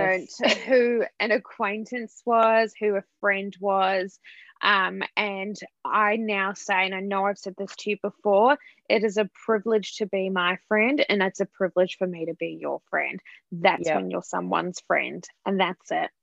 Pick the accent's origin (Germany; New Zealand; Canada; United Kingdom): New Zealand; moved away; I'm from New Zealand, I've been living here for 8.5 years